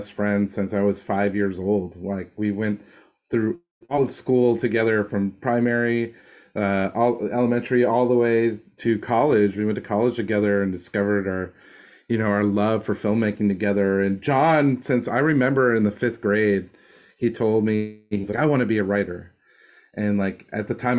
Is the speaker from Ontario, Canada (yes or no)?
no; Dartmouth, Nova Scotia, Canada; now in Los Angeles, United States; my hometown in Dartmouth, Nova Scotia